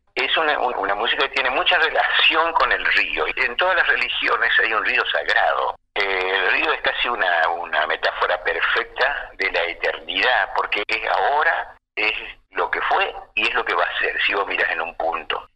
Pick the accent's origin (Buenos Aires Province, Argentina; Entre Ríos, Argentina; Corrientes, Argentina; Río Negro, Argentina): Corrientes, Argentina; Curuzú Cuatiá; Mi pueblo en Cruzucateago